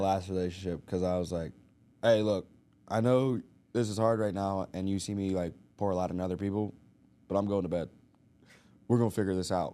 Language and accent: English; Arkansas, United States; moved away; we grew up in Arkansas